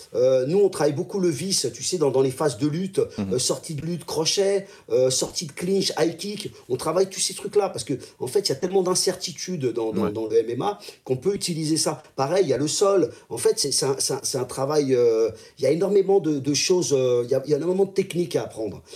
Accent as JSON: {"language": "French", "country": "France", "said": "je sois français"}